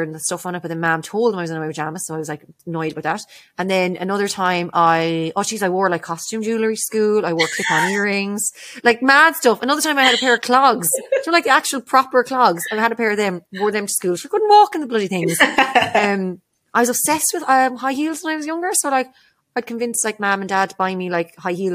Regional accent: Ardrahan, County Galway, Ireland; also born or lived in Dublin / Spiddal; we lived in, went from Dublin to Spittle, and then we'd be out in Granny's in Ardrahan every weekend

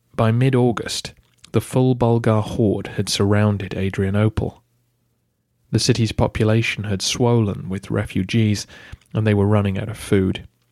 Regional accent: England, United Kingdom; Being English myself

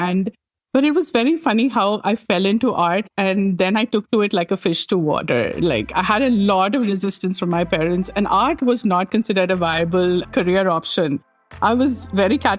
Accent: India; moved away as an adult; also born or lived in New Delhi, India; now in Montreal, Canada; I grew up in India

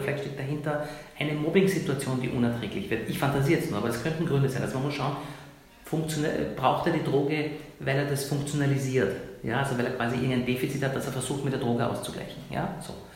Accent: Iran; moved away; Länder, wo ich herkomme, ich komme aus Iran

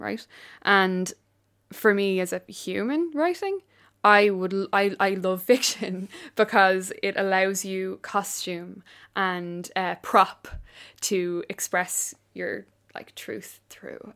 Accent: Ireland; I'm an Irish writer

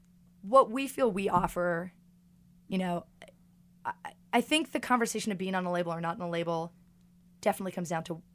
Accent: New York City, New York, United States; I got no beef with LA. I'm just a New Yorker.

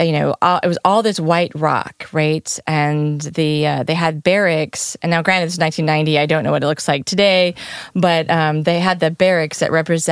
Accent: United States; as an American girl traveling Europe

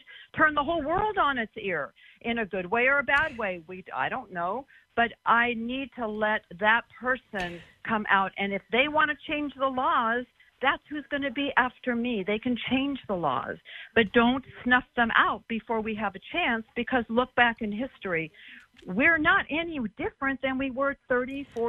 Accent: Southern California, United States; I was brought up in Southern California, land of laying on the beach in bikinis, and I was brought up in the 60s

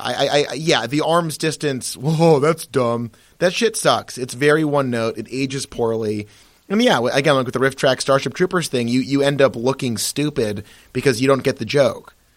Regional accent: Massachusetts, United States; born or raised there

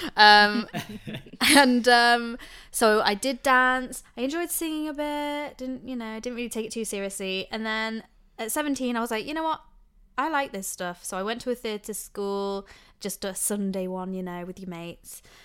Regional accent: Lincoln, East Midlands, United Kingdom; I'm born and bred in Lincoln, Lincolnshire, in a little village

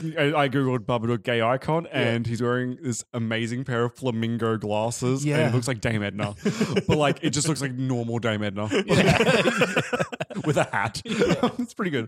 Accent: Australia

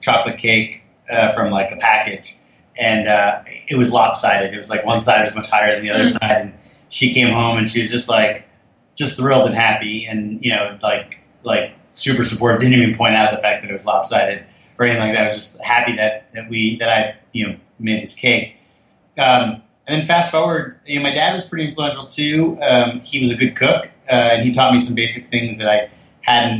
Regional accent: Fort Lee, New Jersey, United States; We grew up in Fort Lee, New Jersey

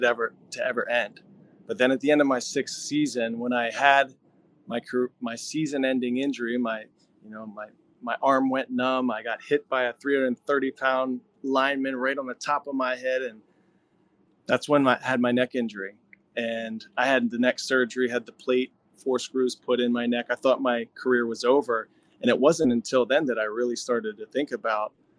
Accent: Pennsylvania, United States; I grew up in Pennsylvania, where football is like religion, a football hotbed

